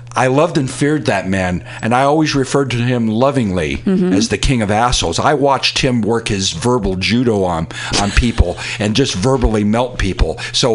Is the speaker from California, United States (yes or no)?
yes; Fremont, California, United States; now in San Francisco, United States; in the community here in San Francisco for almost that whole 40 years. But I'm going to confess, we're originally from Fremont.